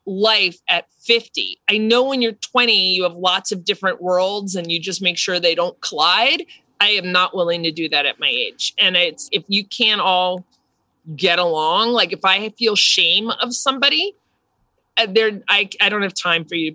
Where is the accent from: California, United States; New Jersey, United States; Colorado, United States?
New Jersey, United States; growing up in New Jersey